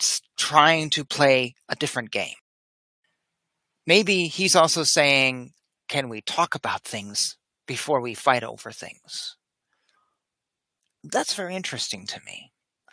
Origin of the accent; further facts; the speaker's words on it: United States; I just speak as an American.